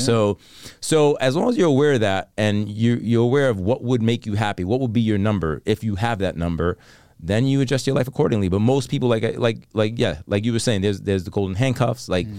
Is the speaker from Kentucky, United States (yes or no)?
no; Bronx, New York, United States; I grew up on 196 in Jerome, which is, for the people that know, in the Bronx, at the hood.